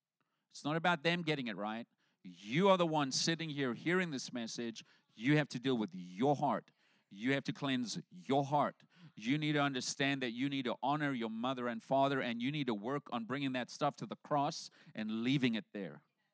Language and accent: English; South Africa; moved away as an adult; So when I came over from South Africa, I came over with my pastor. He brought me here.